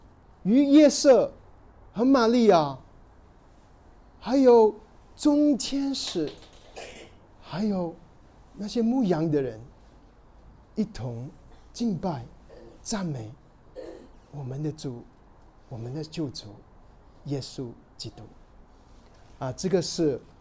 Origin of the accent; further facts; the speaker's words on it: China; 对于我们中国人，读到凯撒奥古斯都，对我们来说好像一点意思都没有。